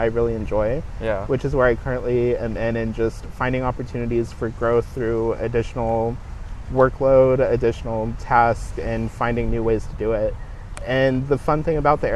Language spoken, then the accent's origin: English; Kansas City, United States; moved away as an adult; getting out of Kansas City and getting out of like my hometown